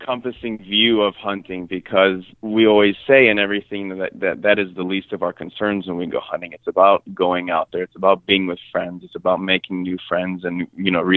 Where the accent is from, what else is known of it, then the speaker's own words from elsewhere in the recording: Chicago, Illinois, United States; moved away as an adult; now in San Antonio, United States; I grew up in Chicago.